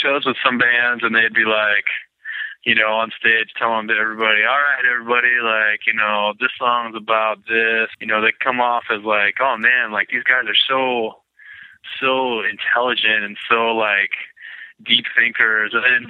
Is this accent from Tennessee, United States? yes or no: no; Lakewood, Washington, United States; I was born in Lakewood, which is like south of Tacoma.